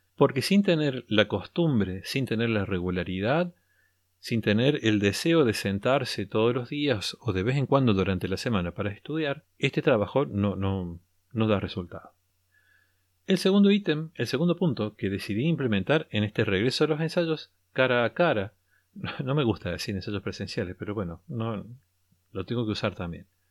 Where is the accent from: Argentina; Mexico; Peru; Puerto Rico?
Argentina; al menos aquí lo llamamos así